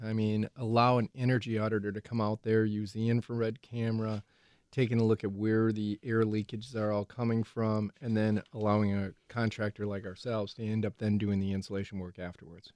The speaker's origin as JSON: {"language": "English", "area": "Ozaukee County", "region": "Wisconsin", "country": "United States", "tie": "born or raised there", "said": "Ozaki County Fair myself because that's my hometown"}